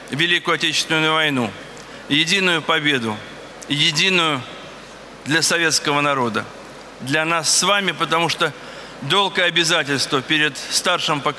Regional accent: Armenia; now in Vitebsk, Belarus; Я армянин, живу в Витебске, поэтому Беларусь в целом.

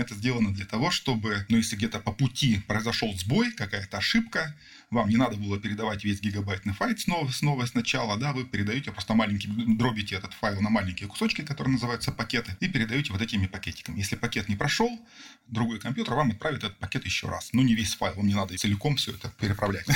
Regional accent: Rezh, Sverdlovsk Oblast, Russia; moved away; я условно вырос в Реже

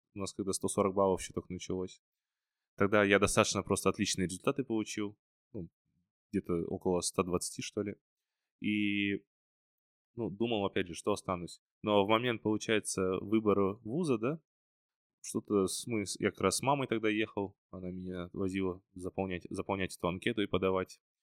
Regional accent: Karaganda, Karaganda Region, Kazakhstan; moved away; also born or lived in Almaty; я родом, получается, из Караганды

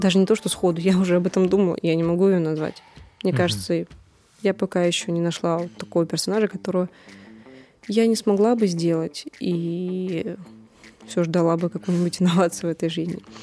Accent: Moscow, Russia

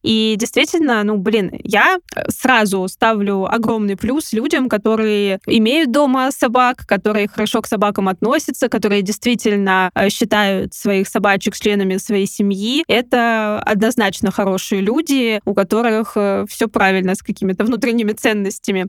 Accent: Kamyshin, Volgograd Oblast, Russia; я из Камышина

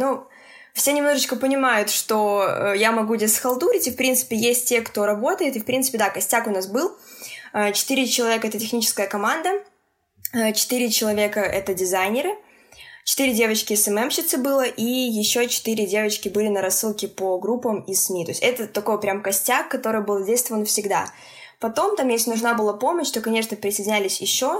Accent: Minsk, Belarus; я из Минска, это Беларусь

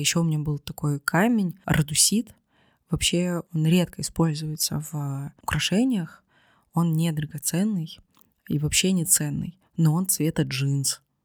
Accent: Vladivostok, Primorsky Krai, Russia; moved away; Владивосток — это мой родной город.

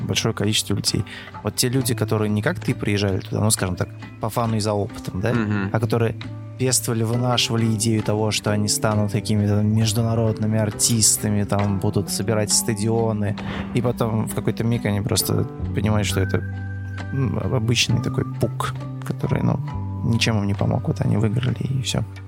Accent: Russia; ребята из России

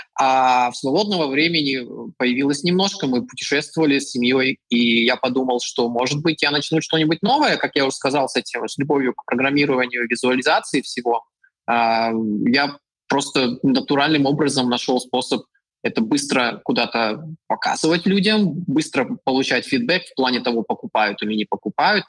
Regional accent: Ufa, Bashkortostan, Russia; moved away as an adult; also born or lived in Novosibirsk, Russia / China / New Zealand / Chile; now in Poland; я жил в России, там я а, родился и вырос, и потом я учился в Новосибирске

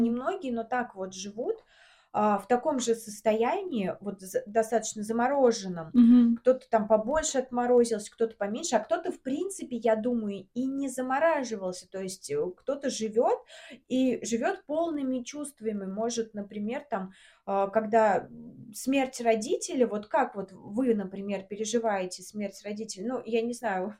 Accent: Samara, Samara Oblast, Russia; moved away as an adult; now in Moscow, Russia; мы из Самары, угу. и 22 года я жила в Самаре

